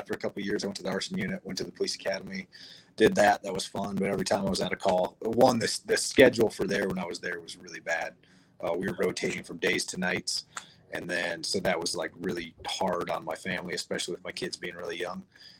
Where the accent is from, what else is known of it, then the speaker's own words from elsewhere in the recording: Cody, Wyoming, United States; So one of my earliest memories growing up, I was born outside of Cody, Wyoming, up north.